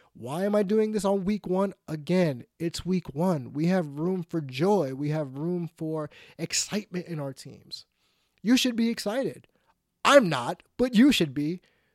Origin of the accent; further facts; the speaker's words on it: New York, United States; And since I'm a New Yorker